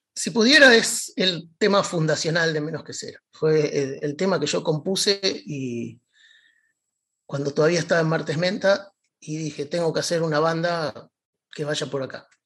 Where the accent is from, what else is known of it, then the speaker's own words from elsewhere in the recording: Buenos Aires, Argentina; crecí en Devoto, un poco equidistante de, las dos estaciones de trenes que tiene el barrio